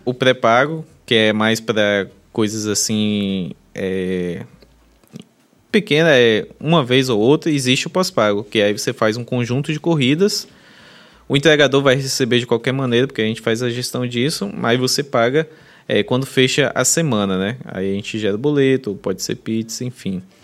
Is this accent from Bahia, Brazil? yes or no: yes; Bahia, Brazil; a gente é baiana